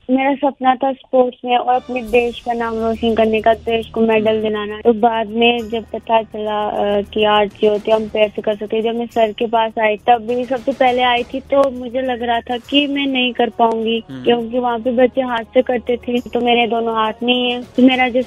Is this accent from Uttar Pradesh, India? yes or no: no; Loidhar, Kishtwar, Jammu and Kashmir, India; मैं लोहिदार की रहने वाली हूँ किश्तवाड़